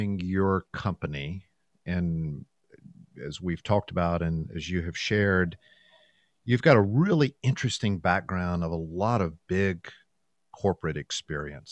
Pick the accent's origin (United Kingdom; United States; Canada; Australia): United States; the American South; As a Southerner